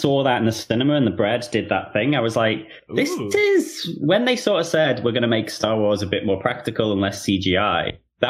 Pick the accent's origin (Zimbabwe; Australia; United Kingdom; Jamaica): United Kingdom; Liverpool, North West England; moved away; I'm from Liverpool.